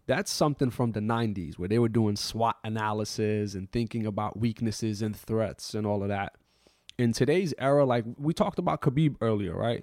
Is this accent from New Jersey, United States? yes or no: no; New York City, New York, United States; I grew up in New York City after September eleventh as someone who was of the Muslim faith.